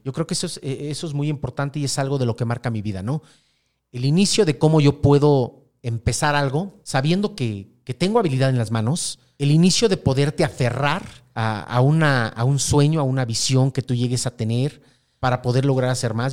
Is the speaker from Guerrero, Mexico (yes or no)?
no; Mexico City, Mexico; soy de la Ciudad de México